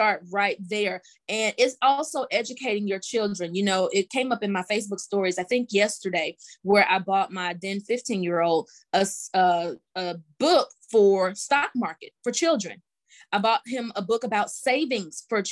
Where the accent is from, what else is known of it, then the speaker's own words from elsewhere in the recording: Mississippi, United States; now in Georgia, United States; I'm from Mississippi and living now in Georgia, just a Southern girl